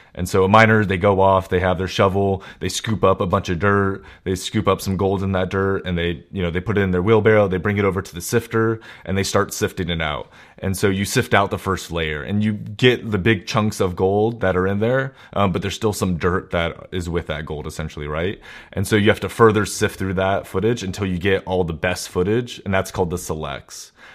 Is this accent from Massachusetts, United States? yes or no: no; Walnut Creek, California, United States; also born or lived in San Francisco Bay Area; in the Walnut Creek area where my hometown is